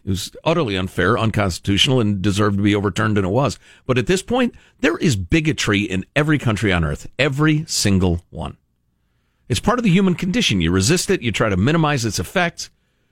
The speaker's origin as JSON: {"language": "English", "town": "Chicago", "region": "Illinois", "country": "United States", "tie": "born or raised there", "moved": "yes", "said": "I grew up in Chicagoland, which is extremely diverse, racially speaking."}